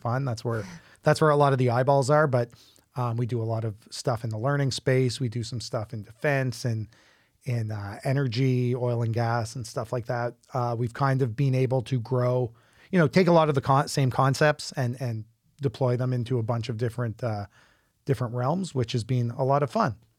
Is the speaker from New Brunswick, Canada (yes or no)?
yes; Fredericton, New Brunswick, Canada; moved away; I'm from Fredericton originally